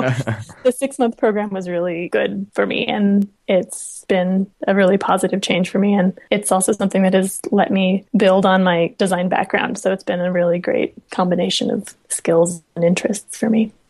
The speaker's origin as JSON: {"language": "English", "town": "Los Alamos", "region": "New Mexico", "country": "United States", "tie": "born or raised there", "said": "I grew up in Los Alamos, New Mexico"}